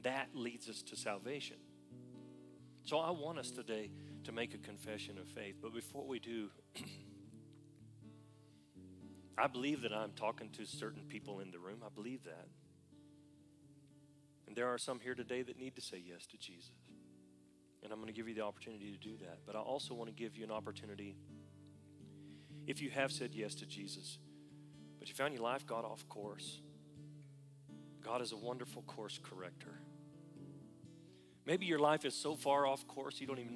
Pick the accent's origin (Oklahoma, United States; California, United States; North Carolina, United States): Oklahoma, United States; I was from Oklahoma